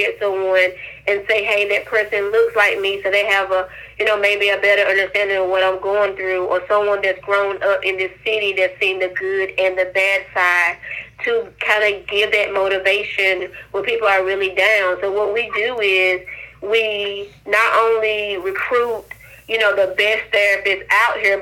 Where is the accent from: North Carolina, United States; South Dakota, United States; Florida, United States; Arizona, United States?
North Carolina, United States; Wilson; also born or lived in Greensboro; I was born and raised in Wilson.